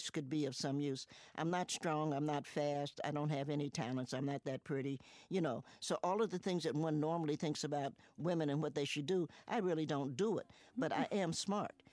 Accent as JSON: {"language": "English", "town": "Cincinnati", "region": "Ohio", "country": "United States", "tie": "born or raised there", "also_born_or_lived": "Knoxville, Tennessee / New York", "moved": "yes", "lives_now": "Roanoke, United States", "said": "grew up in Cincinnati"}